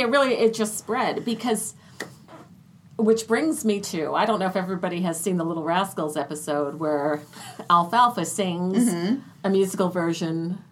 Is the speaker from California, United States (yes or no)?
no; Mahwah, New Jersey, United States; the town that I grew up in Mahwah, New Jersey.